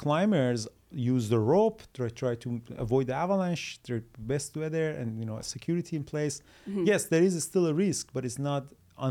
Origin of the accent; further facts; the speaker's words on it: Iran; moved away; we're from Iran. In Iran, they always push you toward the school.